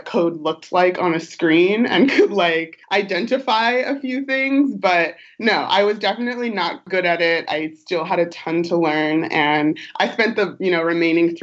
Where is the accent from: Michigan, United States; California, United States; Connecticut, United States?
California, United States; Long Beach; moved away as an adult; also born or lived in New York; now in San Francisco, United States; I'm originally from Long Beach, Southern California, SoCal girl